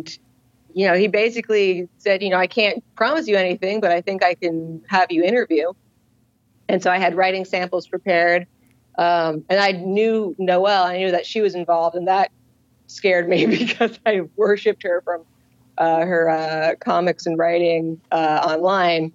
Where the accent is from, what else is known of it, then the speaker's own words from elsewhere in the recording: Los Angeles, California, United States; growing up in Los Angeles